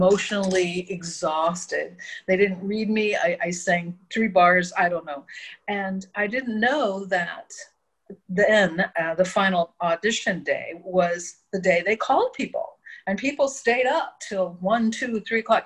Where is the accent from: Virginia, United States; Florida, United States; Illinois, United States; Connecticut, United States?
Illinois, United States; Verdon; I grew up in Verdon